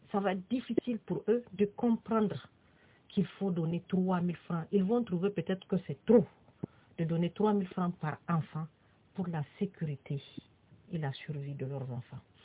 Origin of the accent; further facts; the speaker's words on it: Niger; nous sommes tous des Nigériens